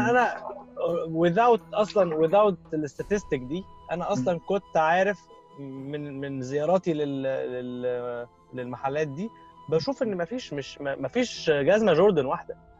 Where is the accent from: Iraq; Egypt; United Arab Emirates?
Egypt; احنا عندنا في مصر